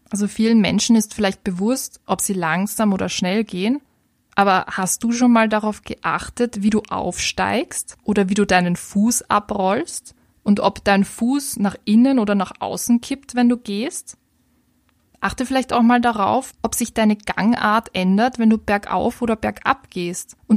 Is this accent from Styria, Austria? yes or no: no; Vienna, Austria; vor allem als Wienerin kenne ich das, dass es manchmal ein bisschen netter ist, auf seine Gedanken zu achten, anstatt sich den grantigen Leuten in der U-Bahn widmen zu müssen.